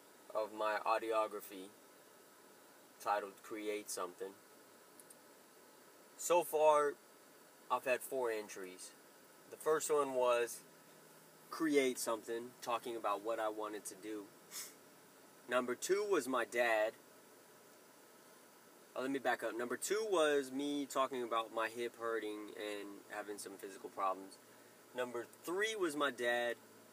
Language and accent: English; Clovis, New Mexico, United States; born there; I was born on August 7th, 1980, in Clovis, New Mexico. The great state of New Mexico.